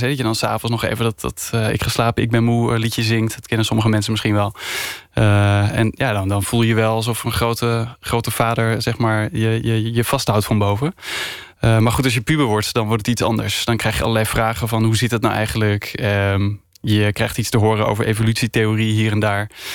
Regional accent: Spakenburg, Utrecht, Netherlands; ik ben opgegroeid in Spakenburg

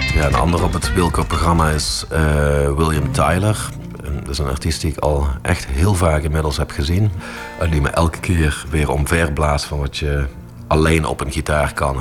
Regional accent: Heythuysen, Limburg, Netherlands; groeide op eh, in, Midden-Limburg. Johan kwam uit Rogel, ik kwam uit Heidhuizen.

